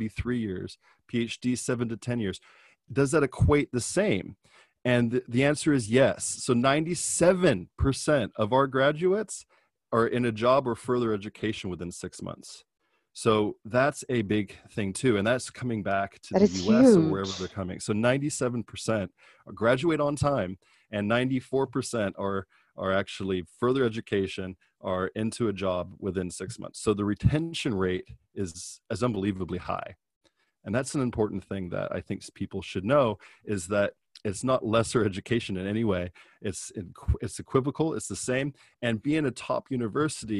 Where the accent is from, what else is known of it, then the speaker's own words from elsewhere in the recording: California, United States; I'm from California